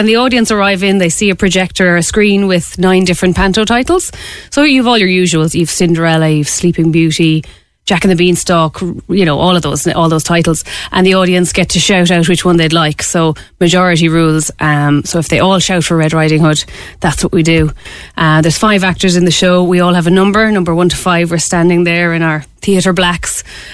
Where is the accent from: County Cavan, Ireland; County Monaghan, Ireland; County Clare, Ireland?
County Clare, Ireland; now in Cork, Ireland; originally I'm from Clare and we didn't have panto as such when growing up